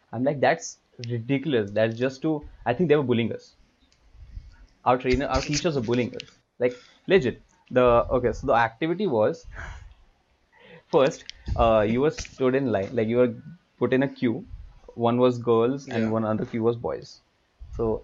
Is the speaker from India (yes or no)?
yes; India; we are from India